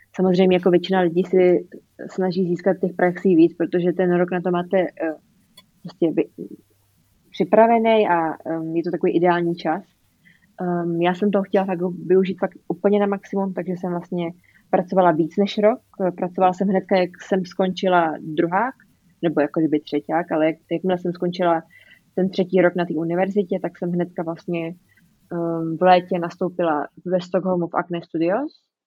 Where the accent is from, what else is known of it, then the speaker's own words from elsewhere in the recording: Czechia; moved away as an adult; jsem z Česka